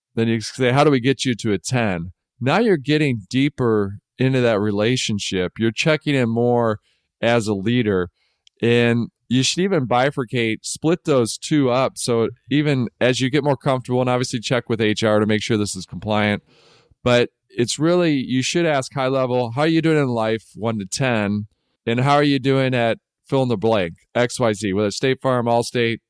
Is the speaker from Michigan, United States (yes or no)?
yes; Detroit, Michigan, United States; I grew up in Detroit